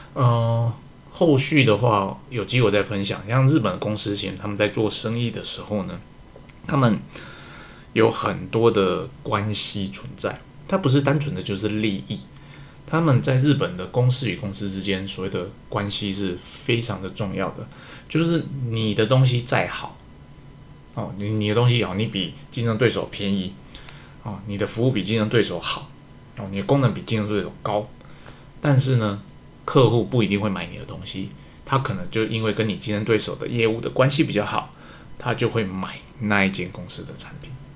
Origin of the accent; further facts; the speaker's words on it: Taiwan; 我身为一个台湾人